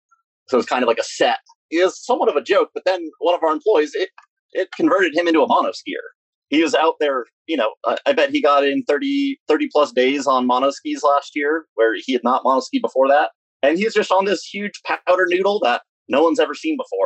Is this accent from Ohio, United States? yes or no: no; Ithaca, New York, United States; now in Wyoming/Idaho area near the Tetons, United States; We were raised in Ithaca, New York, and we skied Greek Peak